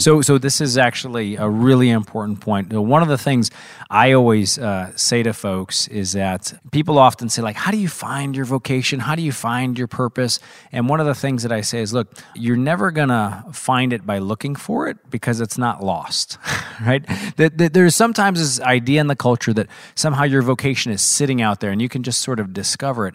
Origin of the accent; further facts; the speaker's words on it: Missouri, United States; I was very fortunate to grow up in Missouri.